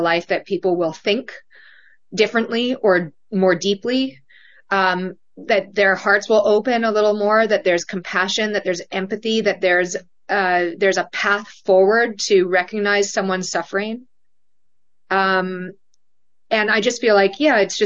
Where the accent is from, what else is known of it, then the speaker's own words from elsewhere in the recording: Canada; moved away; I'm from Canada. My husband's from Australia. We grew up in nations that do not have the prevalence of gun culture.